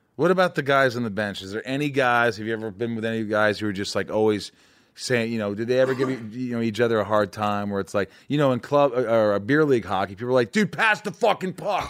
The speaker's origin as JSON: {"language": "English", "region": "Indiana", "country": "United States", "tie": "born or raised there", "said": "I grew up in Indiana"}